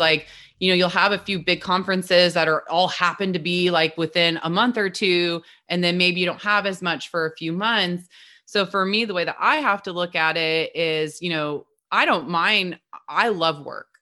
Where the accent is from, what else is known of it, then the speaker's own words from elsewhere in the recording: Midwest, United States; also born or lived in Southern California; now in Portland, United States; we're both from the Midwest